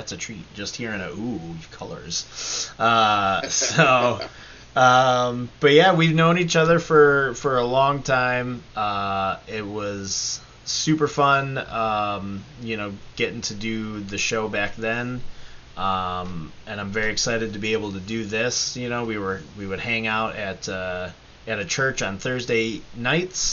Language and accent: English; Batavia, New York, United States; now in Syracuse, United States; we grew up in Batavia together